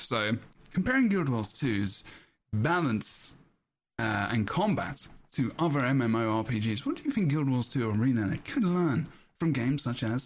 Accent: United Kingdom; I'm British

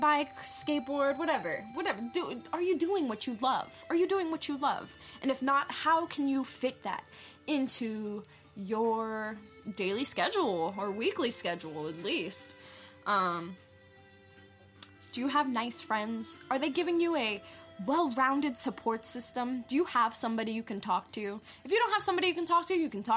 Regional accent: New York, United States; moved away; I'm originally from New York.

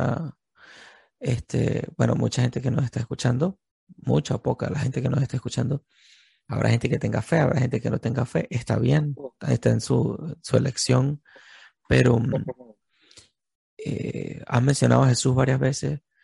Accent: Venezuela; nosotros como venezolanos

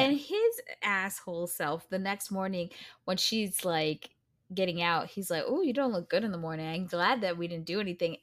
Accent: United States; I'm an American

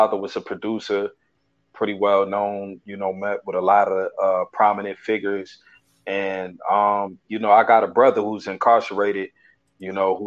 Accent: Newark, New Jersey, United States; I'm from Newark, New Jersey, 280 zone to be exact

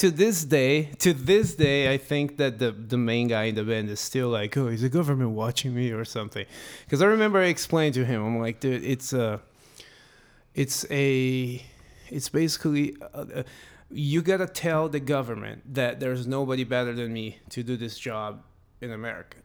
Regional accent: Brazil; moved away as an adult; now in United States; I'm gonna move from Brazil

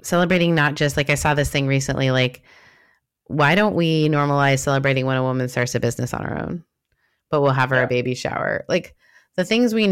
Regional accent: Canada

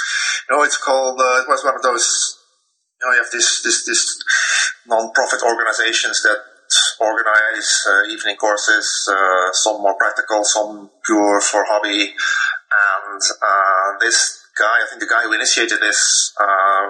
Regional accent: Netherlands; born or raised there; English is a second language

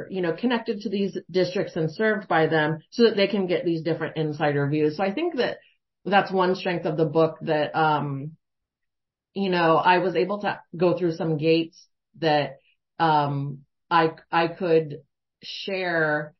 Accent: Florida, United States; accent: Southern; I'm originally from Florida. I'm not from what I would say is like the exact same geographic region. But it is like 2 hours away from where I went to public school at.

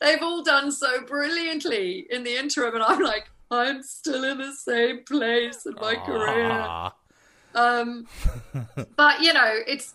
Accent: South Africa; moved away as an adult; also born or lived in Los Angeles, United States / United Kingdom; growing up in South Africa

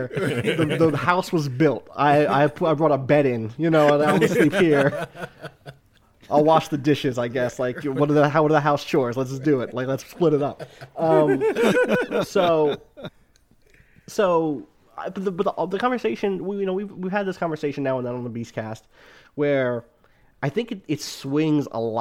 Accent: outside Atlantic City, New Jersey, United States; also born or lived in Wilkes-Barre, Pennsylvania; I grew up in South Jersey outside of Atlantic City. Grew up there

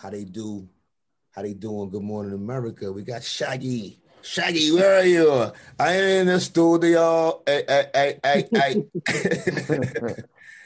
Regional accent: New York City, New York, United States; I'm from Brownsville.

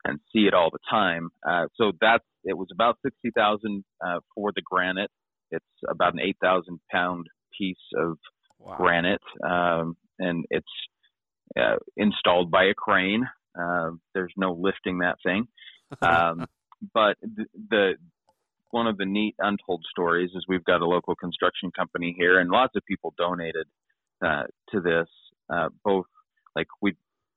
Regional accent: North Ogden, Utah, United States; now in Pleasant View, United States; I grew up in North Ogden

